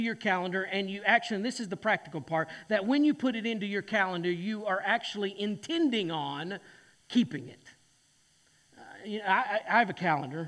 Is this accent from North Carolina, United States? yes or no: yes; Boone, North Carolina, United States; I'm from Boone, North Carolina